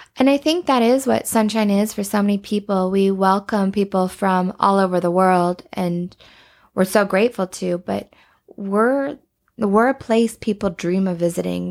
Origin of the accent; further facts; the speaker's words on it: Banff, Alberta, Canada; growing up in Banff